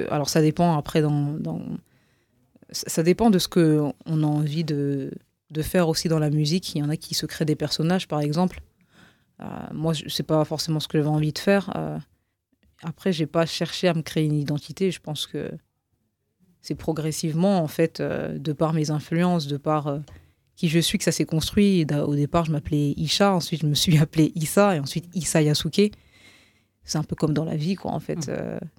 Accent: Roubaix, Hauts-de-France, France; dire non, mais je viens de Roubaix, et donc

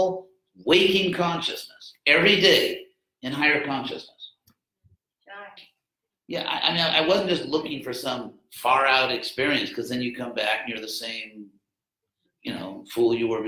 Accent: Southern California, United States; I grew up in Southern California, had a really great family

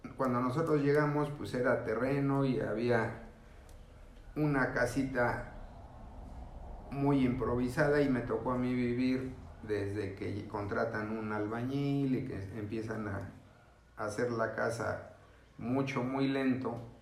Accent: Mexico City, Mexico; yo soy de la Ciudad de México, vengo de una familia numerosa

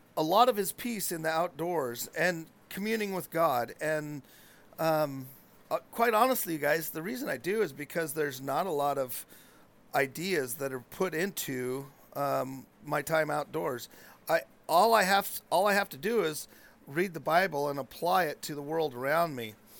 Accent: Chiloquin, Oregon, United States; I grew up in Chiloquin

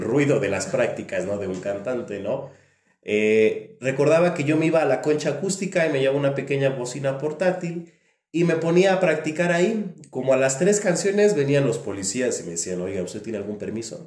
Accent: Coacalco, State of Mexico, Mexico; yo nací aquí efectivamente en Coacalco. Yo recuerdo que cuando iba a la primaria

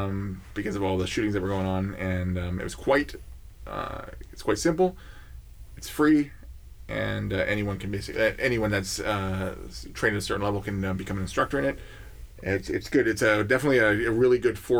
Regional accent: Canada; we're Canadian

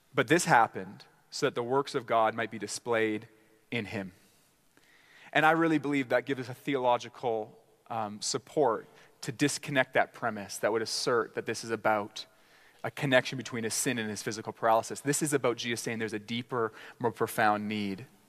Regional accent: Canada; as Canadian gospel preachers

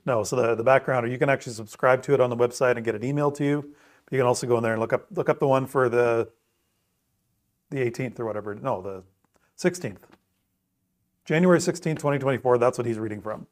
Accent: Bruce County, Ontario, Canada; growing up in Bruce County

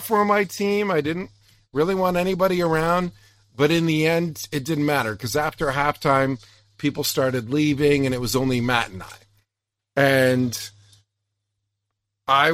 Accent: Strathroy, Ontario, Canada; also born or lived in Owen Sound; growing up in Strathroy, we would get Detroit TV stations

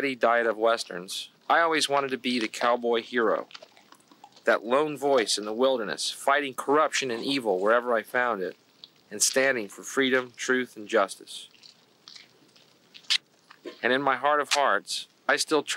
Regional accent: United States; I was born screaming in America

